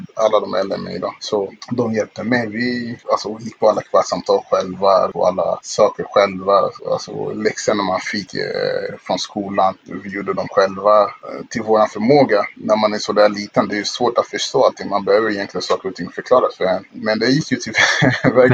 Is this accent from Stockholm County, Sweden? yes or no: yes; Stockholm, Stockholm County, Sweden; also born or lived in Kinshasa, Congo; vi flyttade från eh, Kongo då, till eh, eh, Stockholm, Sverige